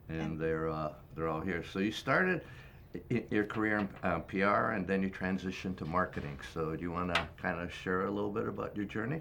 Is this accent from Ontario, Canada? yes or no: yes; Toronto, Ontario, Canada; My hometown, Toronto